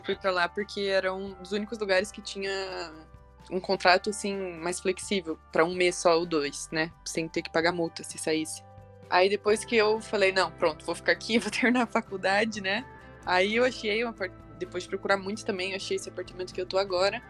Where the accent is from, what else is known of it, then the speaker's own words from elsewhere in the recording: Toledo, Paraná, Brazil; moved away as an adult; now in Curitiba, Brazil; eu sou de Toledo, é uma cidadezinha também é, aqui no interior do Paraná.